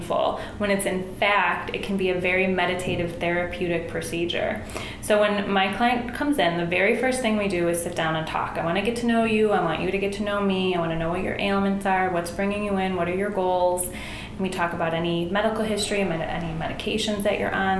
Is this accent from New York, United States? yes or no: yes; Buffalo, New York, United States; now in Chicago, United States; I'm from Buffalo, New York